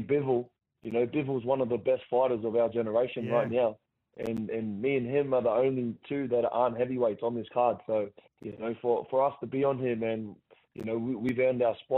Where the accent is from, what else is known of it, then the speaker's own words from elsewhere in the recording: Gosford, New South Wales, Australia; my hometown